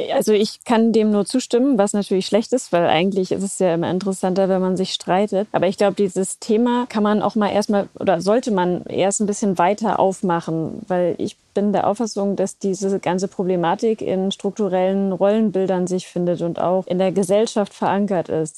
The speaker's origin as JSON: {"language": "German", "region": "West Germany", "country": "Germany", "tie": "born or raised there", "said": "aufgewachsen in Westdeutschland"}